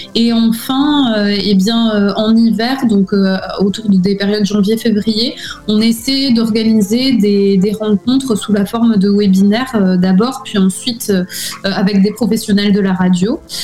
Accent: Villefranche-de-Rouergue, Occitania, France; moved away as an adult; also born or lived in Albi / Toulouse / United States; now in Athens, Greece; je suis née à Albi, donc euh, dans le Tarn, et euh, j'ai euh, grandi et j'ai fait mes études dans une petite ville en Aveyron, ville franche de Rouergue

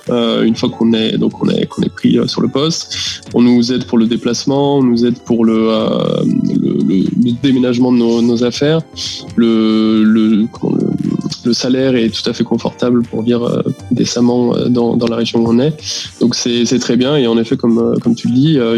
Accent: Lyon, Auvergne-Rhône-Alpes, France; Exactement, oui. Donc j'ai euh, fait une école d'ingé qui s'appelle euh, l'INSA de Lyon.

